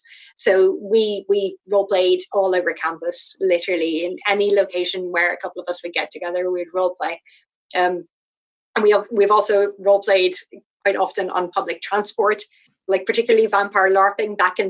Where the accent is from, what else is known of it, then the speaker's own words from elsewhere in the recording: Ireland; I live quite remotely in Ireland